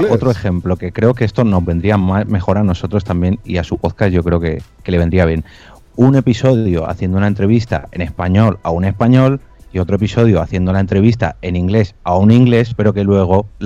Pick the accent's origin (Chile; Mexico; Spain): Spain; nosotros que somos los dos españoles, cuando ha llegado la parte en inglés, pues bueno, hemos pasado a otro podcast